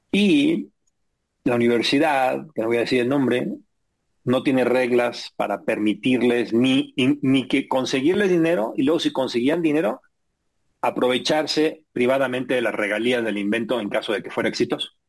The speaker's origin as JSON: {"language": "Spanish", "country": "Mexico"}